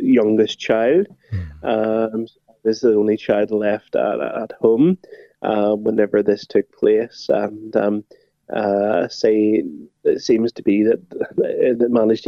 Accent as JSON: {"language": "English", "region": "Northern Ireland", "country": "United Kingdom", "tie": "born or raised there", "said": "I was brought up in Northern Ireland"}